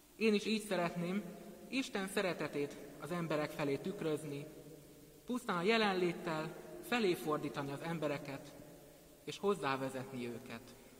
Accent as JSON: {"language": "Hungarian", "town": "Szentendre", "region": "Pest", "country": "Hungary", "tie": "born or raised there", "also_born_or_lived": "Pécs", "said": "17 évvel ezelőtt, mikor Pécsről szüleimmel és ikertestvéremmel felköltöztünk, akkor a Szent András iskolába kezdtem az első osztályt."}